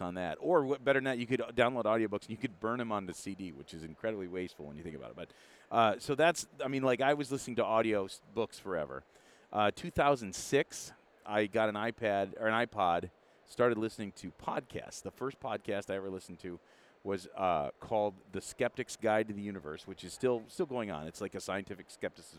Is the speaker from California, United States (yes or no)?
no; Midland, Michigan, United States; I was born and raised in Midland, where I live